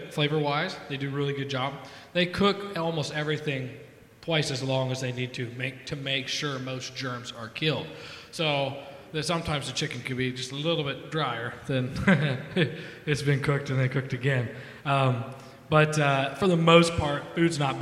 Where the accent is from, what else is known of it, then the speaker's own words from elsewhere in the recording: United States; accent: American; moved away as an adult; now in Zambia; as an American